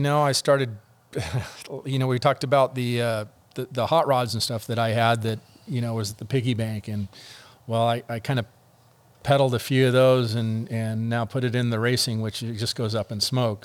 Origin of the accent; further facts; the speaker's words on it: El Segundo, California, United States; moving to El Segundo, my hometown